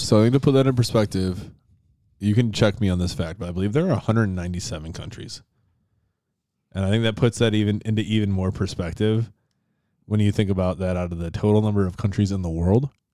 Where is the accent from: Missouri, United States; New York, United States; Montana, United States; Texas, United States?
New York, United States; Finger Lakes; growing up near the Finger Lakes was a lot, a lot of lake access